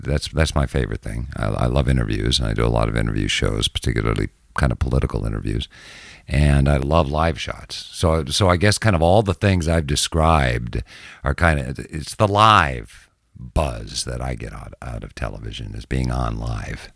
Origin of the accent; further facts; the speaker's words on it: Minneapolis, Minnesota, United States; also born or lived in Jackson, Mississippi; now in Gulf Coast, Mississippi, United States; I grew up in Minneapolis.